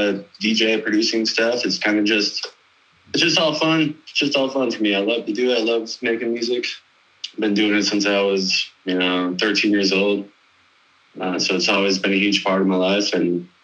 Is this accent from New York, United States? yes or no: no; Rogers City, Michigan, United States; moved away as an adult; also born or lived in El Paso, Texas / Corpus Christi, Texas / Fort Collins, Colorado; now in Denver, United States; I'm originally from Rogers City, Michigan. Real small town, like 4,500 people.